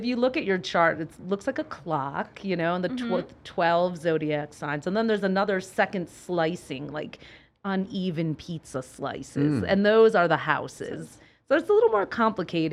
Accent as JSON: {"language": "English", "town": "Detroit", "region": "Michigan", "country": "United States", "tie": "born or raised there", "said": "We grew up in Detroit"}